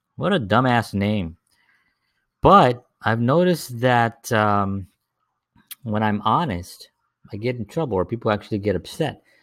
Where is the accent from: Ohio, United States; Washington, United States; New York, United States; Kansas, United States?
New York, United States; New York City; I grew up in the South Bronx.